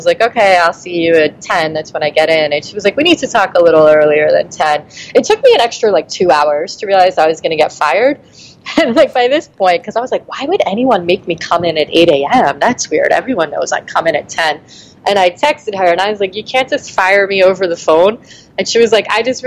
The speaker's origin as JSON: {"language": "English", "town": "New York City", "region": "New York", "country": "United States", "said": "I'm from Brooklyn."}